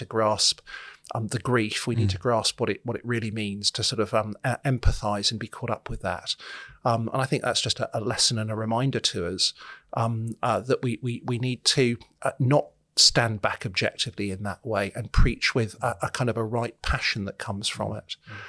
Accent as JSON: {"language": "English", "town": "Solihull", "region": "West Midlands", "country": "United Kingdom", "tie": "born or raised there", "said": "I grew up in Solihull, so this is an area that I know"}